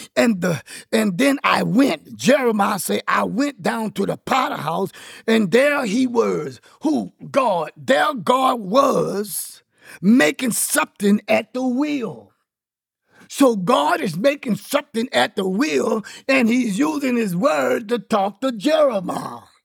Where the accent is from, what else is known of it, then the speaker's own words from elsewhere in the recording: Louisiana, United States; I'm from Louisiana